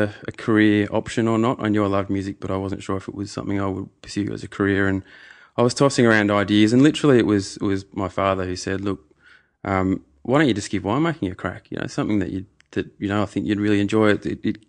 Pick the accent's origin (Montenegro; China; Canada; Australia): Australia; Adelaide, South Australia; also born or lived in Bristol; I was born in Adelaide.